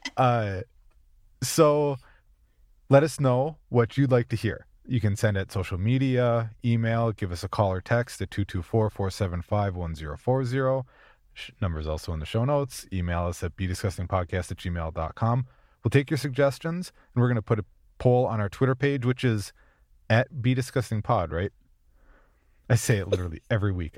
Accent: Minnesota, United States; I'm from Minnesota

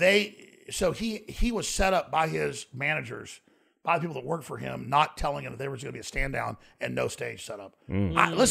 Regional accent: Dallas, Texas, United States; when I grew up in Dallas

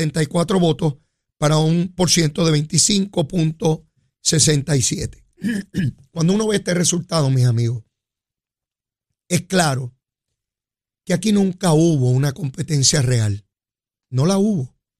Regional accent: Puerto Rico; nada como regresar a mi tierra, nada como regresar a Puerto Rico

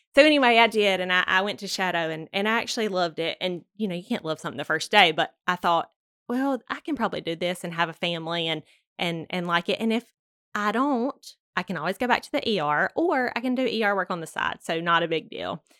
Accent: Douglas, Georgia, United States; I was born here in Douglas, Georgia

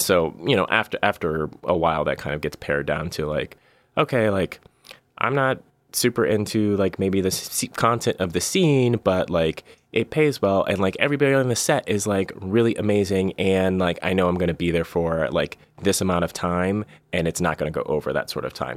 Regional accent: Bay Area, California, United States; I'm from the Bay Area originally

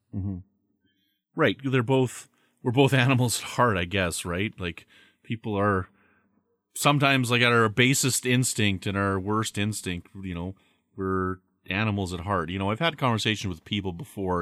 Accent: Canada; I'm from Canada.

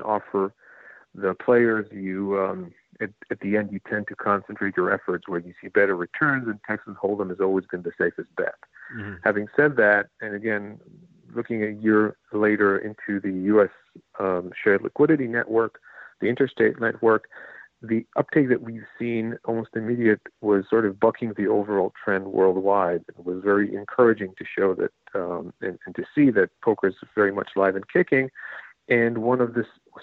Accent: Israel; moved away as an adult; now in New Jersey, United States; I come from Israel

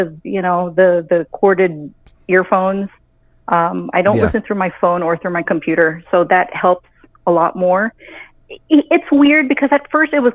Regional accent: Waianae, Hawaii, United States; now in El Paso, United States; I'm a Hawaiian. I'm from Hawaii

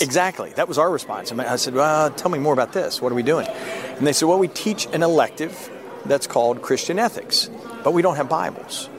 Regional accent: Philadelphia, Pennsylvania, United States; I'm a Yankee and I was born in Philadelphia.

